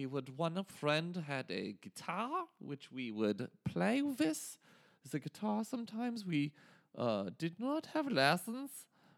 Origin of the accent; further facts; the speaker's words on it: Bavaria, Germany; but I grew up in Germany in the 70s and in the 80s was most of the time that I spent as an adolescent boy in Bavaria.